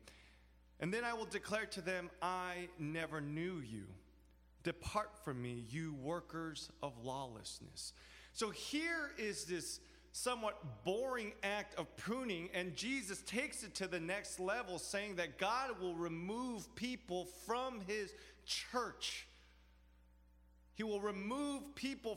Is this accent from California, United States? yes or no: yes; Los Angeles, California, United States; now in New York, United States; I grew up in Los Angeles. Now I live in New York.